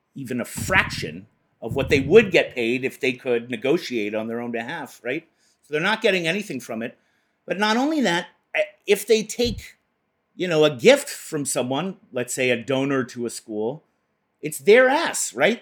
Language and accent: English; Boston, Massachusetts, United States; where I come from, Boston